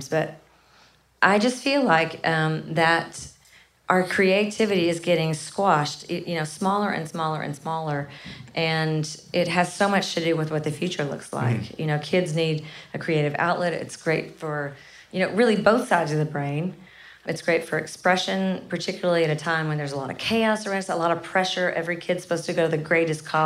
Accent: Kennett, Missouri, United States; I'm from a really small town called Kennett, Missouri

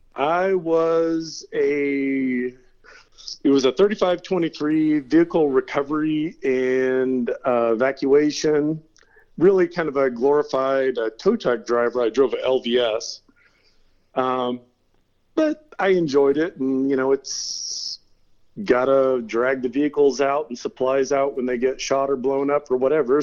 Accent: Turlock, California, United States; moved away as an adult; also born or lived in San Diego, California / North Carolina / Venice Beach, California / Redondo Beach, California; now in Twain Harte, United States; I grew up uh, in Turlock, California

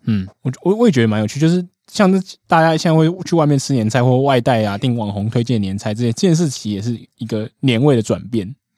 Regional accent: Taiwan; 根本是我们台湾人做法

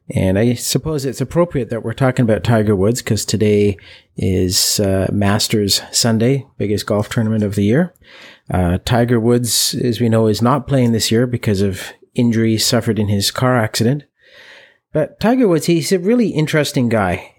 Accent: Canada; we're from Canada, where hockey is, is a huge sport.

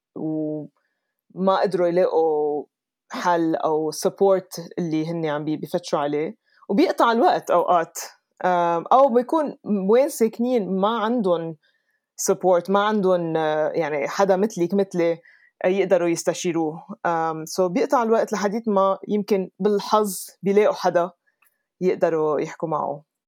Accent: Lebanon; moved away as an adult; also born or lived in Dubai, United Arab Emirates / London, United Kingdom / New York, United States / California, United States; now in Colorado, United States; ربيت بلبنان بس سافرت كتير

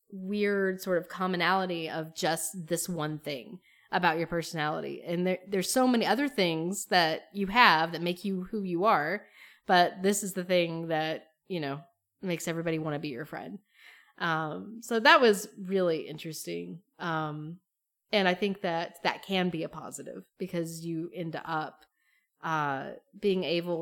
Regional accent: Appalachia, United States; growing up in Appalachia was related to queerness

